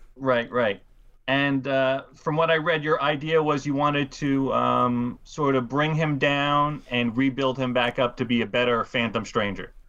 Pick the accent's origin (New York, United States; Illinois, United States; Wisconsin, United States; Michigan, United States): New York, United States; New York City; I I grew up in Queens